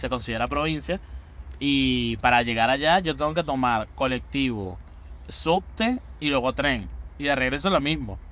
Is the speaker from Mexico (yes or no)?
no; Venezuela; now in Buenos Aires, Argentina; cuando llegué de, de Venezuela yo tenía, como decimos en Venezuela, un perolito